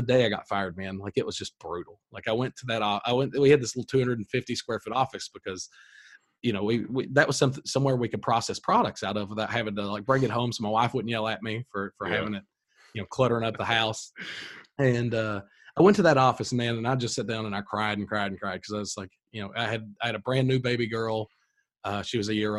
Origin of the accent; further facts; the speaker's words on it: Corbin, Kentucky, United States; I was born in Corbin, Kentucky, grew up here, went to college locally.